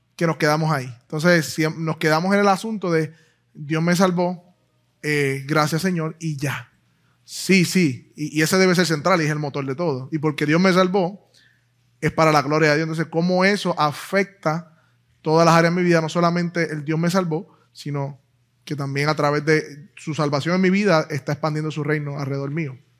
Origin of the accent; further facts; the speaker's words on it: Puerto Rico; Puerto Rico es, un país bien extraño, en el sentido de que, pues, no, somos o no somos americanos, no lo sé. si tenemos la ciudadanía, pero somos boricos, hablamos español, hablamos inglés